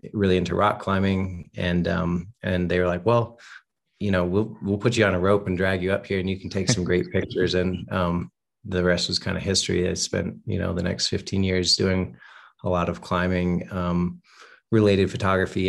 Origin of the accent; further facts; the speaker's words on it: Western North Carolina, United States; also born or lived in Chapel Hill, North Carolina; I grew up in Western North Carolina, and went to school in Chapel Hill